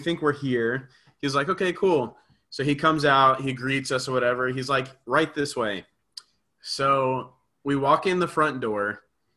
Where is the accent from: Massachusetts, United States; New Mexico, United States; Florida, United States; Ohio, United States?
Florida, United States; we're from Florida, so, like, houses out here don't have basements